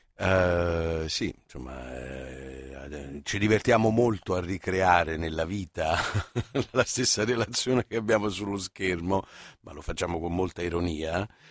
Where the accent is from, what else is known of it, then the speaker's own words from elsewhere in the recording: Naples, Campania, Italy; io sono napoletano